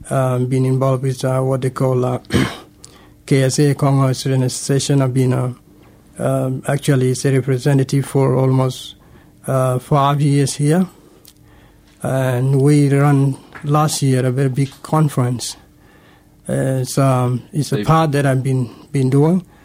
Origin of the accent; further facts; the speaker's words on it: Sudan; now in Canberra, Australia; And actually, I came from Sudan. Uh, that was 2004.